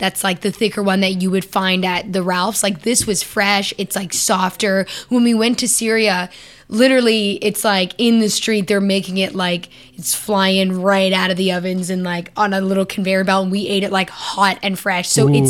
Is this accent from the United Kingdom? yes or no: no; Canada; Okay, so the answer is yes, but not because I'm Canadian.